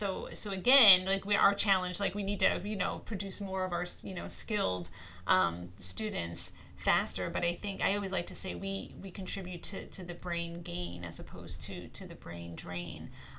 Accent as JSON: {"language": "English", "region": "New York", "country": "United States", "moved": "as an adult", "lives_now": "Northeast Pennsylvania, United States", "said": "I came to Pennsylvania to go to school. I'm from New York originally."}